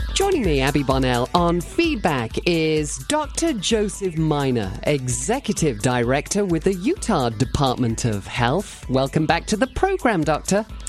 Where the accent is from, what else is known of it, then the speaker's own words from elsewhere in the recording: Cheshire, North West England, United Kingdom; moved away; I was brought up in England